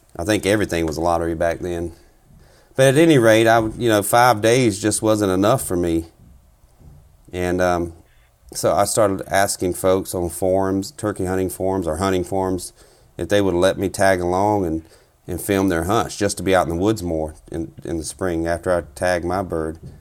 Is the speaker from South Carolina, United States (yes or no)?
yes; South Carolina, United States; moved away as an adult; now in Minnesota, United States; I'm originally from South Carolina